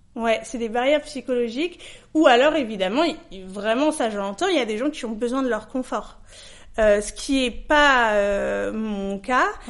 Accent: Paris, Île-de-France, France; je suis parisienne et je suis née à Paris

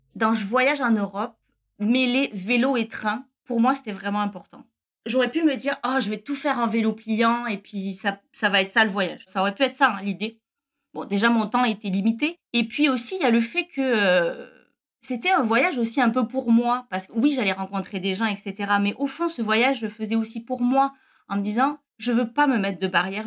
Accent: near Perpignan, Occitania, France; moved away as an adult; now in Montreal, Canada; Je viens du sud de la France, près de Perpignan

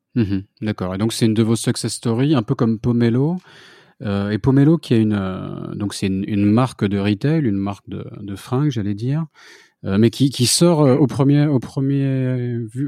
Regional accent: France; je suis français moi-même

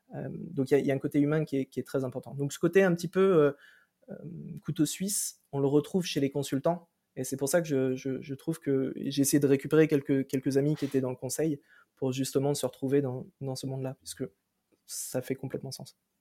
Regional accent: Brittany, France; moved away as an adult; also born or lived in Toulouse / Ireland; je viens de Bretagne à la base

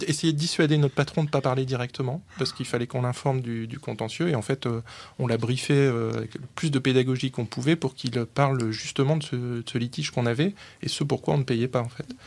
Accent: the North, Hauts-de-France, France; je suis un babache, je viens du Nord

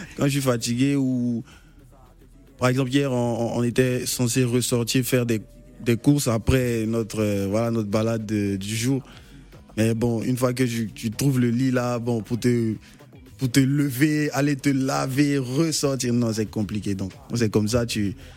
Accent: Côte d’Ivoire; étant un enfant du pays

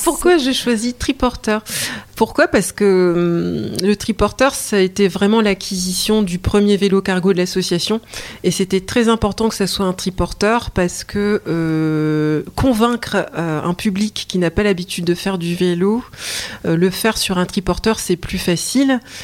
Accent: Lille, Hauts-de-France, France; je suis lilloise

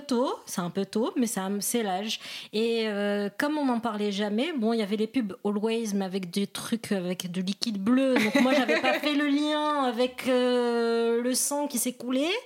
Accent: Morocco; je suis marocaine

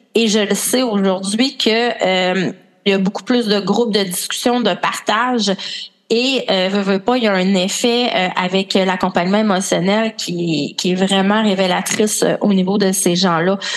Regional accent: Quebec, Canada; accent: Québécois; je suis une Québécoise avec mon accent, sûrement

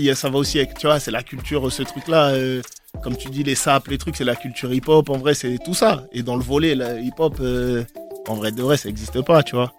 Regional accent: Poitiers, Nouvelle-Aquitaine, France; je viens de, je viens de Poitiers

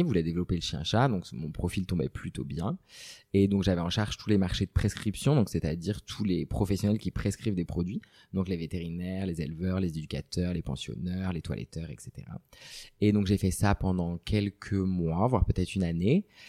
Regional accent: Brittany, France; je suis originaire de Bretagne

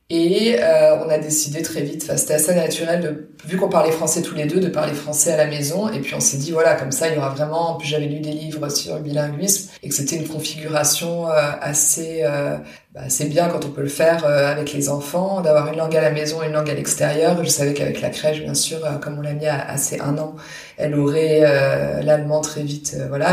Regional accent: Paris region, Île-de-France, France; first language French; moved away as an adult; now in Cologne, Germany; je suis née à Paris et j'ai grandi en région parisienne

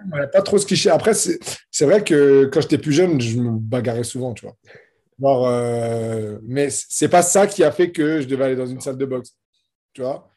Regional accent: France; je suis combattant de MMA, euh, franco-marocain

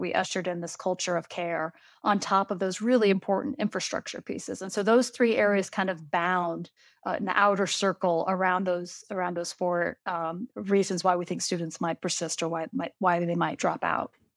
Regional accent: Iowa, United States; now in Kentucky, United States; she's from my hometown. We are from the exact same hometown. And it might be kind of interesting to know that when I learned how to play women's basketball, we were still playing six on six in Iowa

